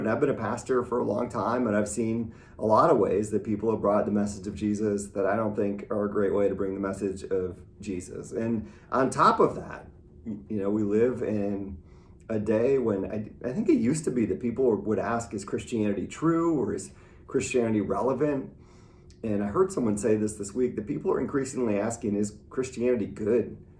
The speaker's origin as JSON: {"language": "English", "region": "Midwest", "country": "United States", "tie": "born or raised there", "said": "I grew up in the Midwest"}